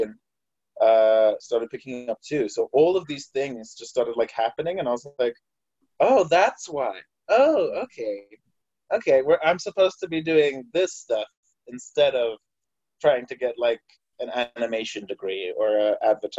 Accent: Harare, Zimbabwe; moved away as an adult; now in Utah, United States; I'm from Harare, Zimbabwe. I moved here in 2015

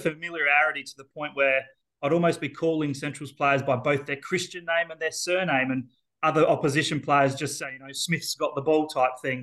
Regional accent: Elizabeth, South Australia, Australia; Being born and bred in Elizabeth

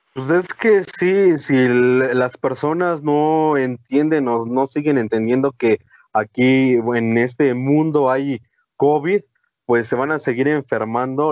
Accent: Mexico; recordamos lo que somos los mexicanos

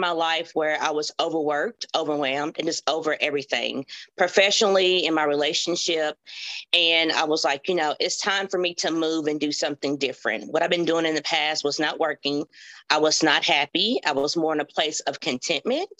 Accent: Hopkinsville, Kentucky, United States; I'm from Hopkinsville, Kentucky

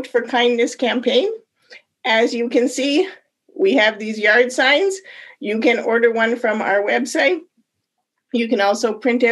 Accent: Canada; moved away as an adult; now in United States; I am not actually born in the United States. I'm an immigrant. And I came here from Canada about 30 years ago. And as a Canadian

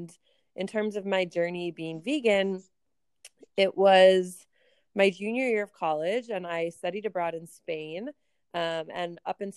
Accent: Minneapolis, Minnesota, United States; moved away as an adult; also born or lived in Kansas; now in Chicago, United States; I grew up in Minneapolis

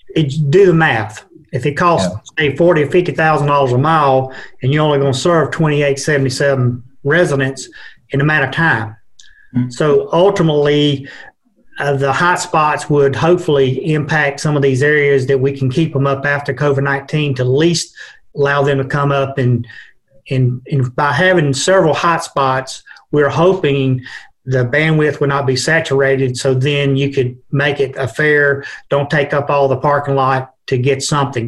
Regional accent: Georgia, United States; moved away as an adult; now in Virginia, United States; I'm from Georgia, uh, moved up here a little over a year

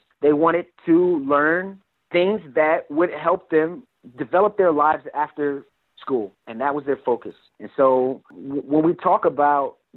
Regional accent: New York City, New York, United States; moved away as an adult; also born or lived in Coney Island; Before I served in the military, I grew up in Brooklyn

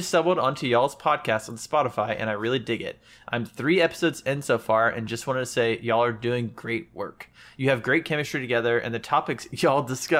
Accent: Texas, United States; I'm Texan.

